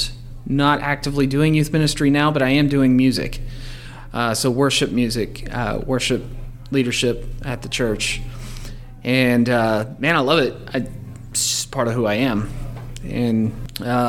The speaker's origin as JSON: {"language": "English", "town": "Forney", "region": "Texas", "country": "United States", "tie": "born or raised there", "also_born_or_lived": "Mesquite, Texas", "said": "I was raised on the east side of Dallas, in Forney. And I spent the first half of my childhood in Mesquite, and then I moved out to Forney, graduated there"}